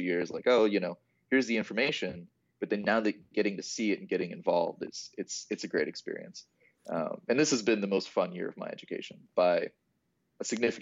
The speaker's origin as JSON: {"language": "English", "town": "Mason", "region": "Ohio", "country": "United States", "lives_now": "Dayton, United States", "said": "So, I'm from Mason, which is kind of Cincinnati area."}